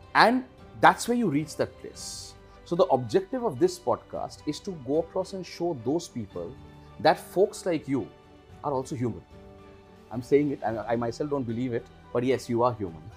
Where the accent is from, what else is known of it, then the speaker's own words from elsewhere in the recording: Kolkata, West Bengal, India; I was born and brought up in Calcutta.